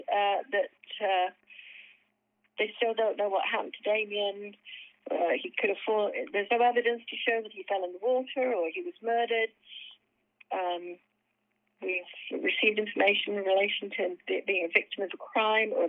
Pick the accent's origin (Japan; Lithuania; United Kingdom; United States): United Kingdom; and I'm British